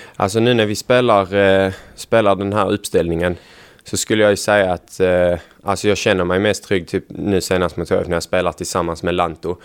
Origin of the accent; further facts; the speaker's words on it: Helsingborg, Skåne, Sweden; moved away as an adult; now in Gävle, Sweden; Jag bodde hemma också i Helsingborg hos familjen när jag bodde där.